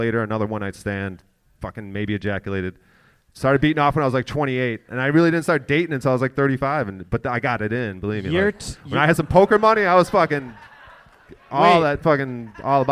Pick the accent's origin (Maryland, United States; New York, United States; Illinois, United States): Illinois, United States; Chicago; moved away; I'm from Chicago